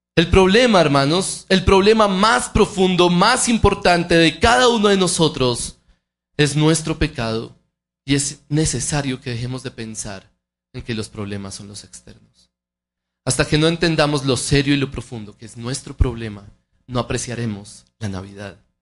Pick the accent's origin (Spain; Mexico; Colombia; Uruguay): Colombia; nosotros como colombianos